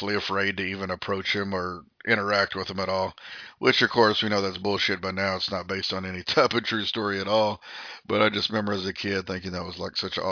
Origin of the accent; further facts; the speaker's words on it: Austin area, Texas, United States; I am from the Austin area. I grew up about 60 miles from Austin, but I've lived here pretty much my whole adult life.